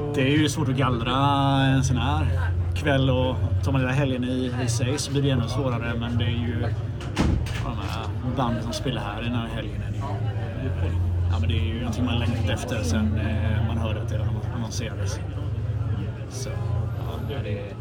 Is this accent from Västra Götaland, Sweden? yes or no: yes; Gothenburg, Västra Götaland, Sweden; jag är från Göteborg